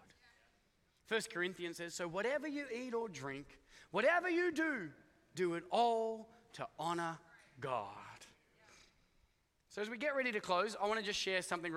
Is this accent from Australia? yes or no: yes; Australia; now in United States; I come from Australia